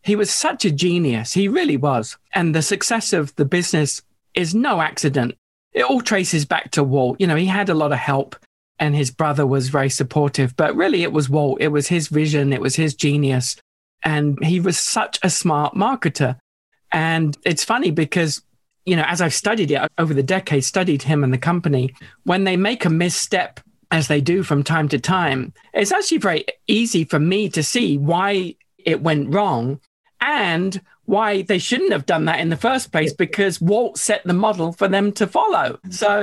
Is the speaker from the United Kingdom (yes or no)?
yes; United Kingdom; a young British school kid. I mean, I'm still British, of course